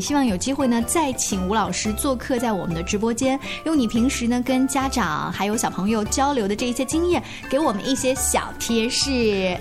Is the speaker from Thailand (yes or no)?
no; China; 我们中国人确实平时吃饭的时候不太讲这一套